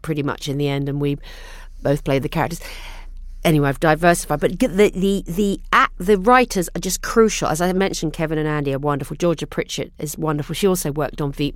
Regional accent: England, United Kingdom; now in United States; I'm English person.

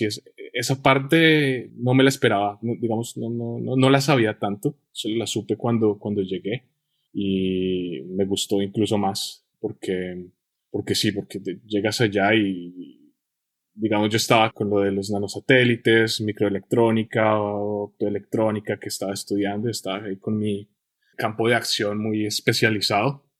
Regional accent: Colombia; moved away; yo nací en Colombia y estuve en Colombia en mi infancia y los años del que llamamos bachillerato

